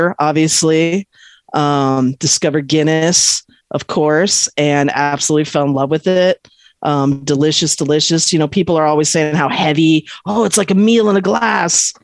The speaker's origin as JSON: {"language": "English", "town": "Cypress", "region": "California", "country": "United States", "tie": "born or raised there", "also_born_or_lived": "Long Beach, California", "moved": "yes", "said": "I grew up in Southern California in a little sleepy Orange County town called Cypress"}